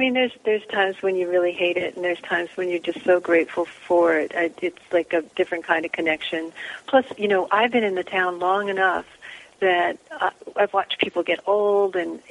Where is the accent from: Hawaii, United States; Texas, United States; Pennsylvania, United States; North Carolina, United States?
Pennsylvania, United States; Philadelphia; moved away as an adult; also born or lived in New Jersey; now in Pacific Northwest, United States; I was born in Philadelphia, and I lived back there and in New Jersey through high school.